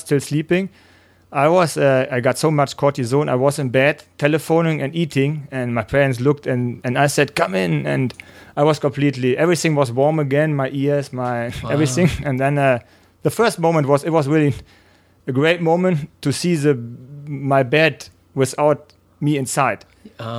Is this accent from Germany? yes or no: yes; near Gütersloh, North Rhine-Westphalia, Germany; English is a second language; my first triathlon was in Gütersloh. It's close to where I'm raced up.